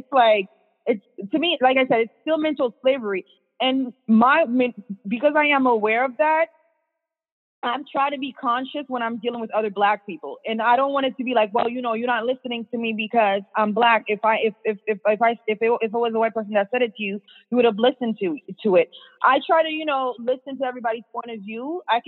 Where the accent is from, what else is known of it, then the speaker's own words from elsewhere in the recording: Boston, Massachusetts, United States; also born or lived in Worcester; I mean, where I was raised in Boston. So literally, it was a city, where I went to school wasn't in Boston. It's called Worcester. So it was like the second biggest city in Massachusetts.